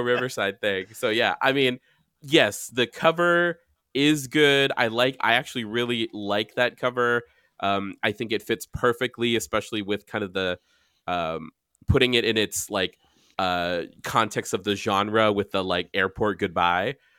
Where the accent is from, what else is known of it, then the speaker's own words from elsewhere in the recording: Guam; moved away; also born or lived in San Diego; I'm from Guam